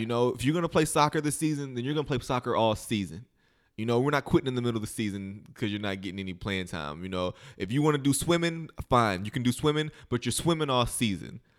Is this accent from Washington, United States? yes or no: no; Metropolis, Illinois, United States; moved away as an adult; also born or lived in Kentucky; now in Los Angeles, United States; I grew up in Illinois, first through eighth grade. I went to school in, in, in Metropolis, Illinois.